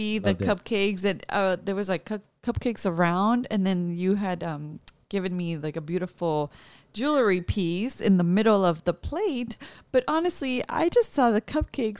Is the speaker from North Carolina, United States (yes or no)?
no; California, United States; moved away as an adult; also born or lived in Texas / New York; we're from California